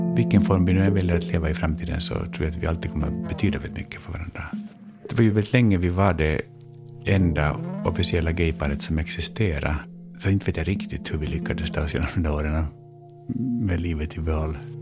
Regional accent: Finland; also born or lived in United States; now in Sweden; jag är finlandssvensk

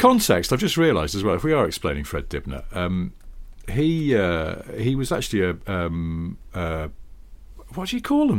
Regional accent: the Northwest, North West England, United Kingdom; I grew up in the Northwest

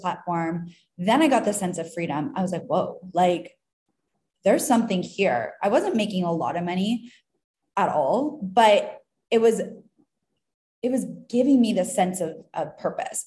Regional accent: Canada; now in Tulum, Mexico; I'm from Canada

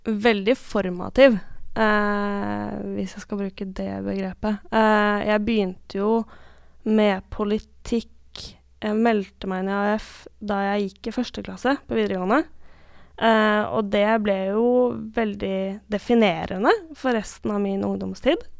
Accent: Askim, Østfold, Norway; also born or lived in Hølen; Men når folk i dag spør meg hvor jeg kommer fra, så svarer jeg ofte at jeg kommer fra Askim, for det er det stedet jeg har kanskje størst tilknytning til.

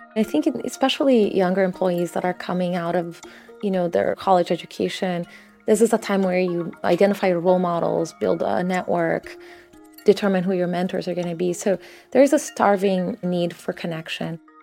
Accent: São Paulo, Brazil; moved away; My family just didn't have a lot growing up in Sao Paulo in Brazil

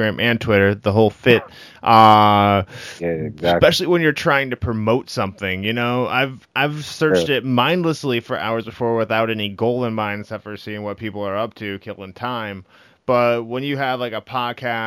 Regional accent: Midwest, United States; moved away; I'm originally from the Midwest

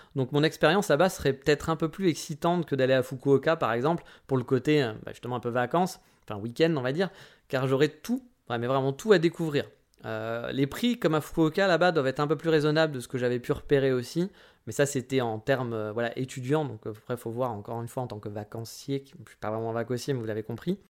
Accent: France; on pouvait rester 3 mois en tant que Français

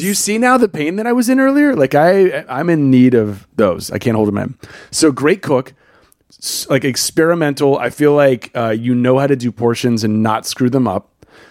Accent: the South, United States; I grew up in the South.

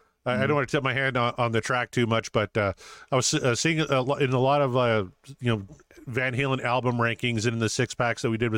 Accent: Saskatchewan, Canada; I'm not American. I do. Yeah. Schlitz is garbage, though. I remember, when I was a kid, I lived about 50 minutes away from the American border. So we would drive to Plentywood, Montana.

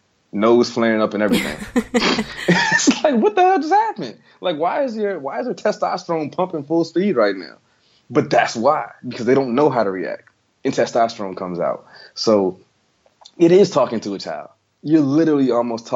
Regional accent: the South, United States; I'm from the South

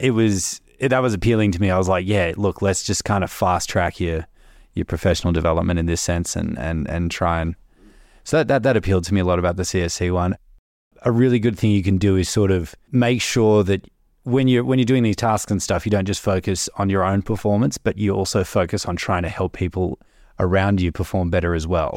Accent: Melbourne, Victoria, Australia; moved away as an adult; I'm from Melbourne originally and, uh, moved up here for the grad program

